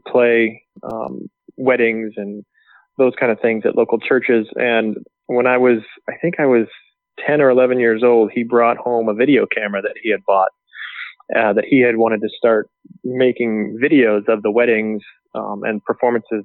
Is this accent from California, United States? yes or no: yes; Southern California, United States; moved away; also born or lived in Oregon; growing up in Southern California